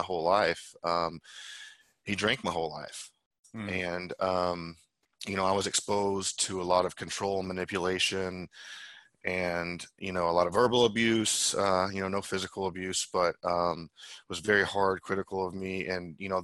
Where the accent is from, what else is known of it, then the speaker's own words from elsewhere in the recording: Tulsa, Oklahoma, United States; I was born in Tulsa, Oklahoma